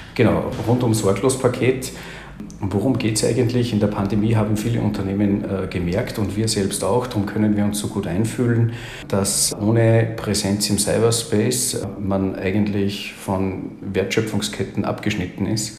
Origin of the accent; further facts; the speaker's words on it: Salzburg, Austria; now in Carinthia, Austria; bei mir ist unschwer herauszuhören, dass ich, dass ich Österreicher bin, gebürtiger Salzburger, jetzt aber in Kärnten lebe